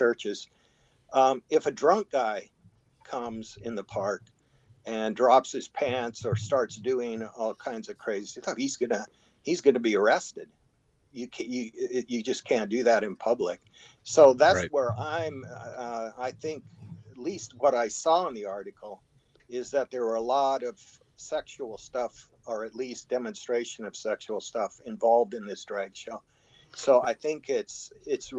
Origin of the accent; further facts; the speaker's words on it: Seattle, Washington, United States; now in Arizona, United States; I grew up in Seattle